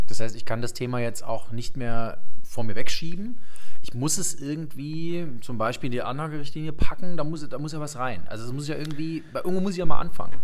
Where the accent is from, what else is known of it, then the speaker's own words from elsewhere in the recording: Leipzig, Saxony, Germany; in Leipzig, in meiner Geburtsstadt